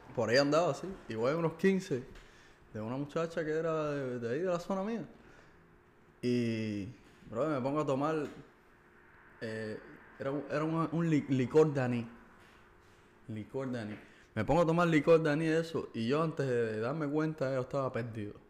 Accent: Cuba; somos parte de la sociedad cubana, ¿ok? Somos cubanos

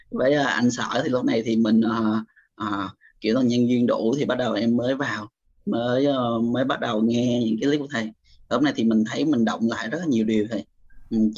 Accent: Củ Chi, Ho Chi Minh City, Vietnam; em sinh ra và lớn lên ở Củ Chi thầy hiện tại thì em sinh sống ở quận 8 em lên đây lúc sinh viên

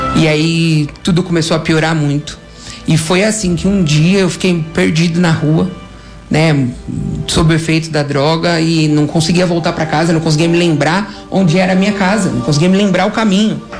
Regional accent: São Paulo, Brazil; eu sou de São Paulo, minha família é de São Paulo

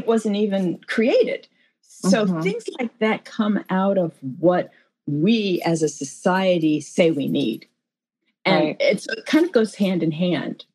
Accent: Los Angeles, California, United States; I was born in Hollywood, California

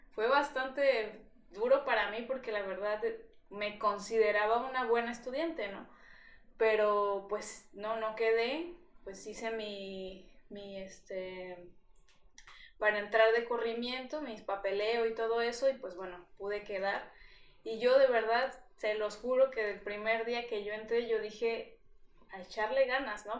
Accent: Veracruz, Mexico; yo soy de aquí de Veracruz y pues nunca había vivido sola

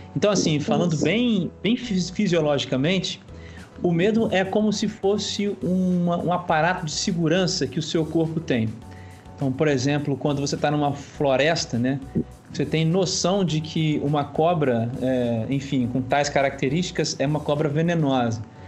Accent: Itaperuna, Rio de Janeiro, Brazil; nós somos de Itaperuna, no estado do Rio de Janeiro

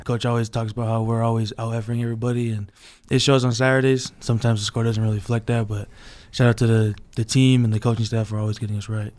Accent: Orem, Utah, United States; I'm from Orem, Utah.

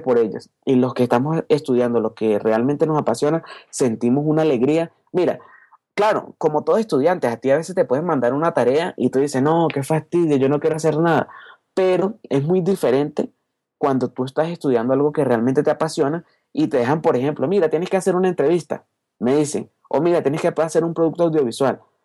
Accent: Caracas, Capital District, Venezuela; moved away as an adult; now in Colombia; nací en Caracas, Venezuela, ¿ok? Gracias a Dios nací allá, estoy muy contento de estar venezolano, ser venezolano y ahora hace dos años pues estoy viviendo aquí en Colombia

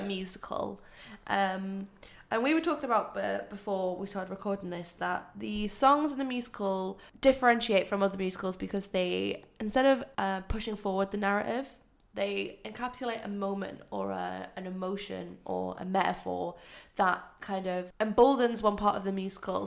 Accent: United Kingdom; us as British people

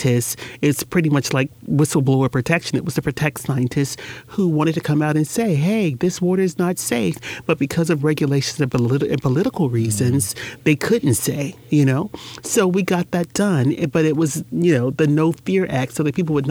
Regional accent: Jacksonville, Florida, United States; when I grew up in Jacksonville, there were businesses on Soutelle

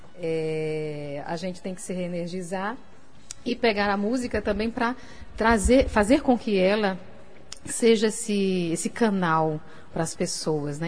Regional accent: Natal, Rio Grande do Norte, Brazil; moved away as an adult; also born or lived in Paris; quando eu saí de Natal pra Paris, né, foi uma loucura, porque eu nunca tinha morado fora

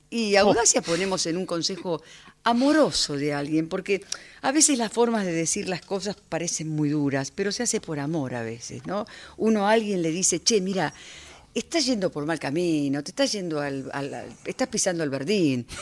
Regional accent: Buenos Aires, Argentina; Yo soy de acá, soy muy porteña, soy muy de barrio

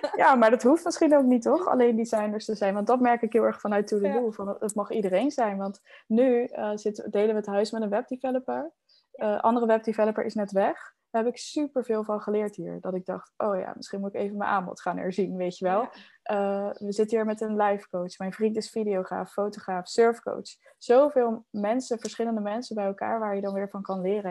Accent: Netherlands; now in El Palmar, Spain; als Hollanders

